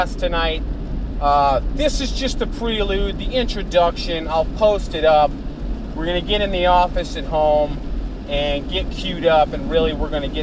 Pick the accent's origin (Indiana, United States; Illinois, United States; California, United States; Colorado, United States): Illinois, United States; Chicago; Growing up in the Chicagoland area